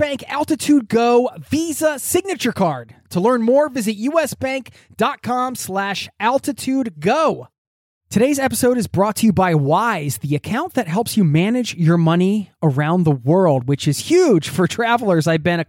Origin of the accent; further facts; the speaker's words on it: Cincinnati, Ohio, United States; I got the first flight out of Tampa and flew back home to my hometown of Cincinnati.